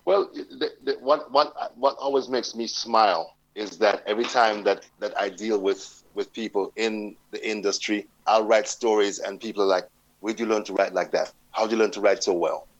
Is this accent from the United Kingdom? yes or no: yes; London, United Kingdom; born or raised there; now in United States